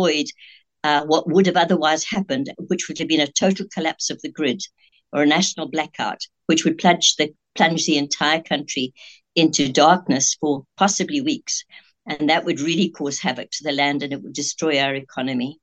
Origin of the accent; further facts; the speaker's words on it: Zimbabwe; moved away as an adult; also born or lived in Scotland / Eastern Cape, South Africa; now in South Africa; And then I grew up in Rhodesia, only leaving there when I traveled on my own to Cape Town to study nursing at about 18 years old.